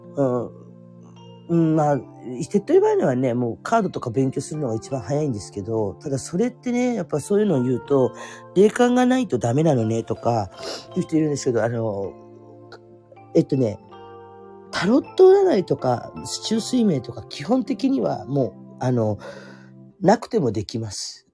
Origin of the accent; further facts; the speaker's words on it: Fukuoka, Japan; moved away as an adult; also born or lived in Kanto; now in Oita, Japan; 福岡の生まれで